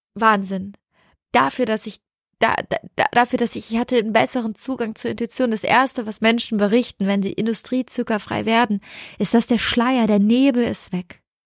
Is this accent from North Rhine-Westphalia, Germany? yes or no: yes; Cologne, North Rhine-Westphalia, Germany; Ich bin aus dem Haus in Köln bei meiner Mama weggezogen.